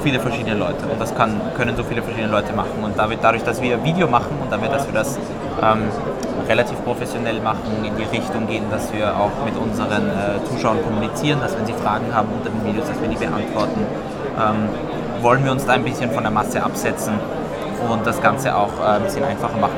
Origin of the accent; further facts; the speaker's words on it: Austria; ich persönlich als Österreicher